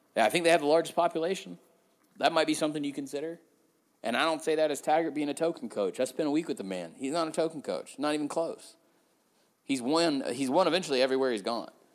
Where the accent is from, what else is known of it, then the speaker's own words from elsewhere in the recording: Georgia, United States; I am from Georgia